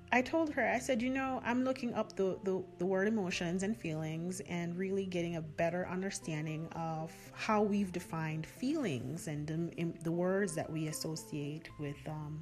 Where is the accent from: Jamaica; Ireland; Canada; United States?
Jamaica; accent: Jamaican; You can hear my accent coming out now, right?